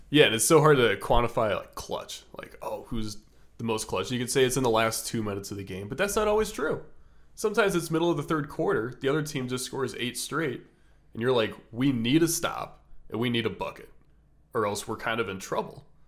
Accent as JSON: {"language": "English", "town": "Des Moines", "region": "Iowa", "country": "United States", "tie": "born or raised there", "moved": "yes", "lives_now": "Atlanta, United States", "said": "I grew up in Des Moines, as Matt said, and moved to Atlanta"}